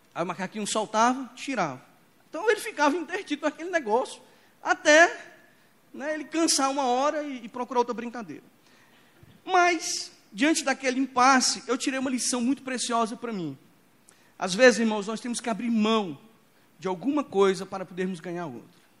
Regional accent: Imperatriz, Maranhão, Brazil; Quando eu era criança, lá em Imperatriz do Maranhão, Imperatriz é conhecida como uma cidade é o portal da Amazônia, lá onde a Amazônia começa, lá em Imperatriz. Então é uma vida selvagem ali já. Então eu cresci

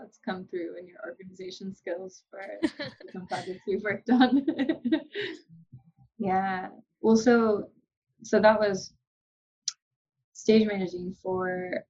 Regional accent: the South, United States; I'm so from the South that the references are lost on me.

